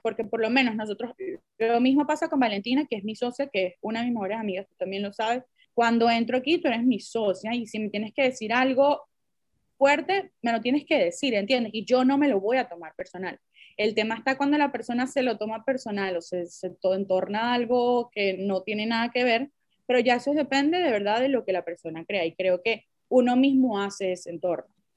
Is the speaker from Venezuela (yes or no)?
yes; Venezuela; muchas somos venezolanas, cada quien ha tenido sus experiencias diferentes, bien sea en diferentes países o en diferentes culturas, porque en verdad en Venezuela nosotros somos multiculturales